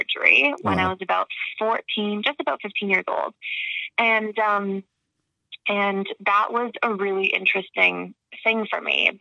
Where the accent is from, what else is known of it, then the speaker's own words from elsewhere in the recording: Toronto, Ontario, Canada; moved away as an adult; also born or lived in Georgia, United States / Florida, United States; I was born in Toronto and raised, and then I went to school in Georgia and then Florida